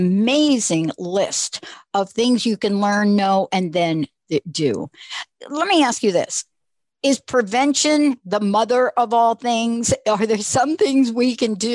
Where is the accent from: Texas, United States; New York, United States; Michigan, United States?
New York, United States; I'm a kid from New York